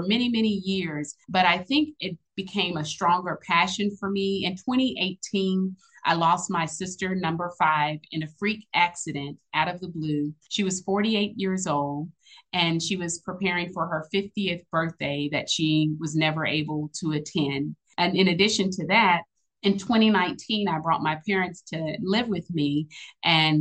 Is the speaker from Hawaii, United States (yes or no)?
no; Austin, Texas, United States; I am originally from Austin, Texas.